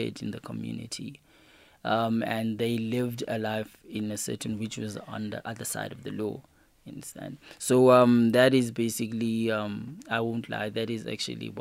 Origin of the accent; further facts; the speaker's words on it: Cape Town, Western Cape, South Africa; also born or lived in Pietermaritzburg, KwaZulu-Natal; growing up in Cape Town, in a location called Lower Crossroad in Philippi East, I grew up in a location which had negative and positive people